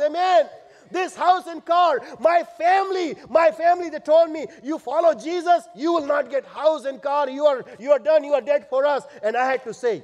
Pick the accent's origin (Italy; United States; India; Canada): India; moved away; I'm an Indian.